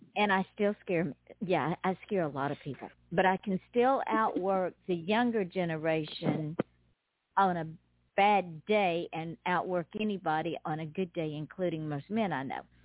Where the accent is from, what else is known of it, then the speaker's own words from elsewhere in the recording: the South, United States; accent: Southern; southerners we have a draw, hey. and it's not because we're slow or stupid. It's just it's so hot in the South